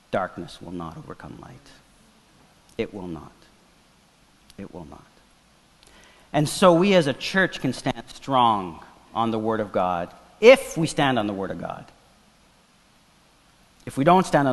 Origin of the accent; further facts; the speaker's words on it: Toronto, Ontario, Canada; first language Portuguese; English is a second language; I grew up in the Portuguese ghetto downtown